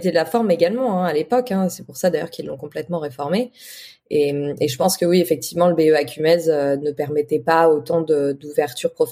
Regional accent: Toulouse, Occitania, France; now in Paris, France; C'est pour ça que je suis partie de Toulouse pour venir à Paris.

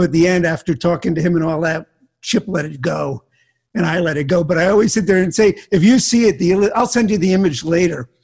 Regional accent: Miami, Florida, United States; also born or lived in Newark, New Jersey; I grew up in Miami

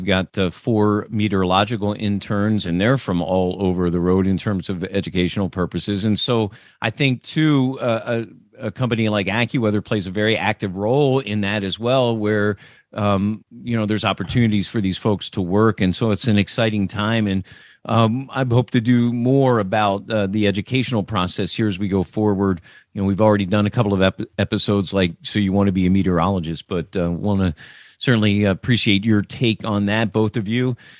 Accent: Millersville, Pennsylvania, United States; I grew up in Millersville, Pennsylvania

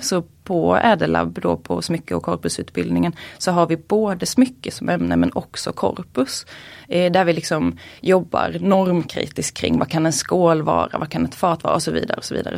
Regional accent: Småland, Sweden; jag uppvuxen i Småland

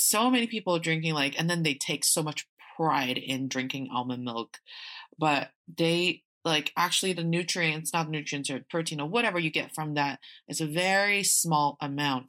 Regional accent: Northeast China, China; now in Beijing, China; I am from the northeast part of China, and I'm speaking to you from Beijing

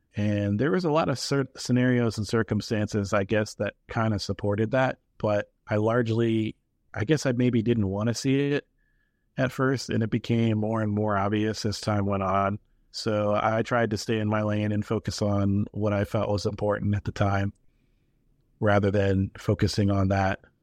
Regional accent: New Hampshire, United States; I grew up in New Hampshire

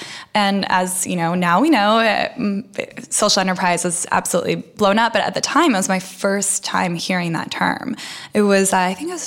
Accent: outside of San Francisco, California, United States; first language Russian; English is a second language; also born or lived in Russia; I grew up outside of San Francisco

